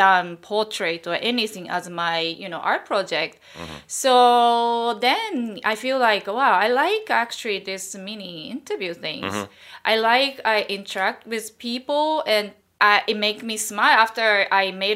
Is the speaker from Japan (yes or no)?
yes; Japan; moved away as an adult; now in New York, United States; And I'm Japanese. I'm from Japan.